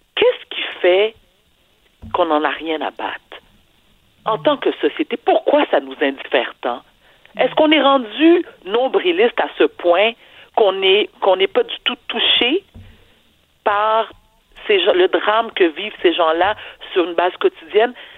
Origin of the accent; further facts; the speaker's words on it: Quebec, Canada; also born or lived in Haiti; Au Québec, nous sommes un peuple généreux